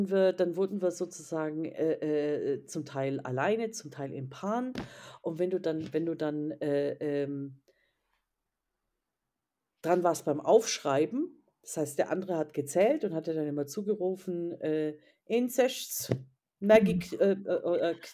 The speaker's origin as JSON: {"language": "German", "region": "Bavaria", "country": "Germany", "said": "Ja, nee, also Bayern, ich komme ja aus Bayern"}